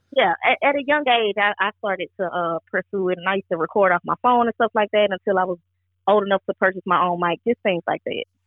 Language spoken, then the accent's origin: English; Georgia, United States; also born or lived in Bronx, New York; I moved to Georgia at the age of four